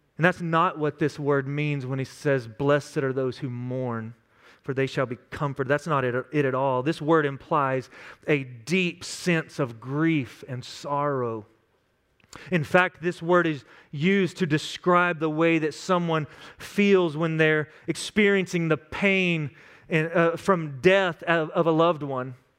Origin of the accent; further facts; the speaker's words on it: West Texas, United States; Growing up in West Texas, I had some friends that were some crazy cowboys.